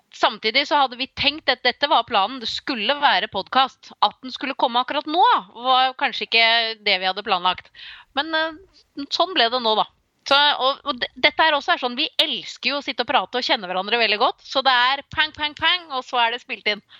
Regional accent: Slemmestad, Akershus, Norway; now in Nøtterøy, Norway; jeg er jo fra Slemmestad, det er jo også i nærheten av sjøen.

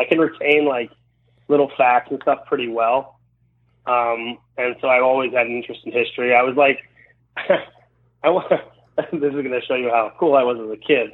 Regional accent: Baltimore, Maryland, United States; moved away as an adult; also born or lived in Los Angeles, California; when I was 23, I moved away from Baltimore, and I went to Los Angeles and lived there.

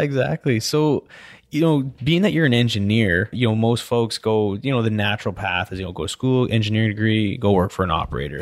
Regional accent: British Columbia, Canada; now in Houston, United States; I grew up in British Columbia where I snowboarded all winter

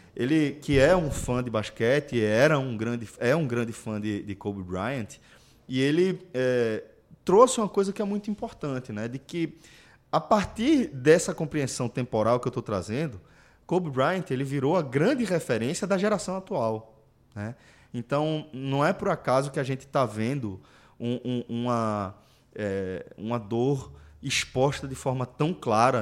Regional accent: Pernambuco, Brazil; quando eles identificaram o sotaque, perguntaram se a gente era de Pernambuco, a gente confirmou tal.

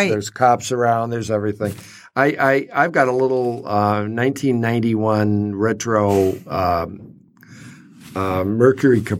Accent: Kansas City, Missouri, United States; born there; Well, I was born in Kansas City.

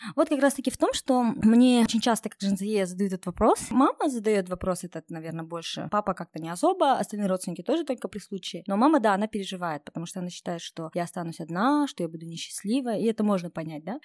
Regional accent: Kokshetau, Akmola Region, Kazakhstan; я сама из Кукштау, мои ровесники уже замужем

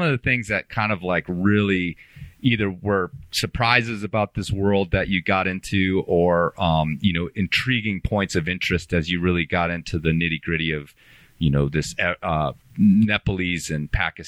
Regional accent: Illinois, United States; also born or lived in Green Bay, Wisconsin; First of all, I was born in Green Bay, Wisconsin. And I have all my family, my extended family still lives up there. My parents, I mostly grew up in Illinois, but my parents have retired back to north of Green Bay.

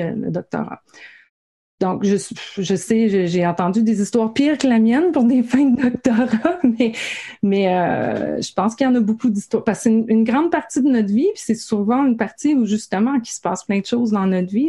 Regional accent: Gaspésie, Quebec, Canada; moi, je viens de la Gaspésie

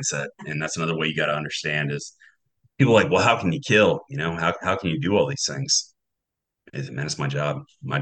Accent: North Carolina, United States; moved away as an adult; I grew up in Newark, North Carolina

